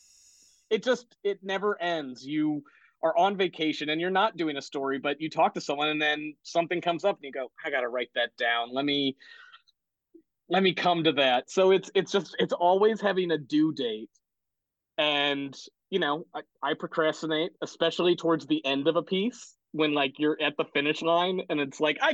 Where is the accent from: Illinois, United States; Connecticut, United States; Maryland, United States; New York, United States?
Connecticut, United States; I grew up in Connecticut for the most part